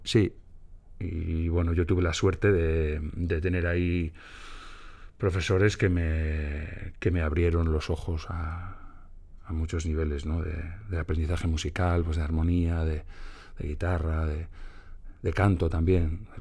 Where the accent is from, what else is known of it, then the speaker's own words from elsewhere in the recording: Galicia, Spain; moved away as an adult; Yo venía de Galicia, porque yo soy gallego.